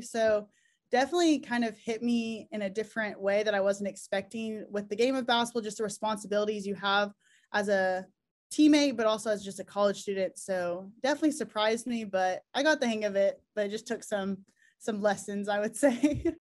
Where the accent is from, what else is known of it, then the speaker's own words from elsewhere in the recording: Oklahoma, United States; we're all from Oklahoma